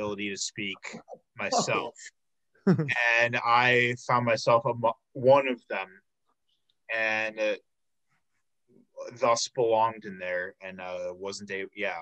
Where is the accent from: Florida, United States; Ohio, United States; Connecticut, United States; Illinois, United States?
Illinois, United States; South Suburbs of Chicago; I'm from the South Suburbs of Chicago